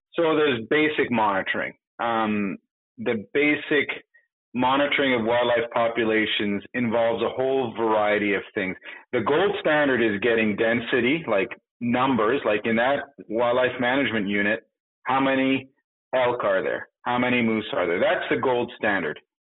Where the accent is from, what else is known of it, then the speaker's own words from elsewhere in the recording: Montreal, Quebec, Canada; I was born in Montreal